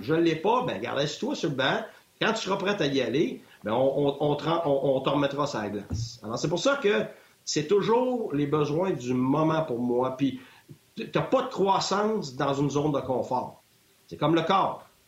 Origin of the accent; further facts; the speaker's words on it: Quebec, Canada; moved away as an adult; je viens du Québec